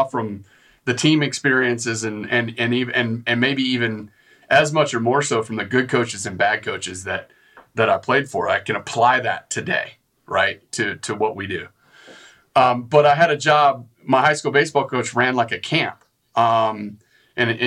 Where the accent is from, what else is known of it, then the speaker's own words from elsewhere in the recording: West Texas, United States; moved away; I grew up in West Texas, and it's like all oil field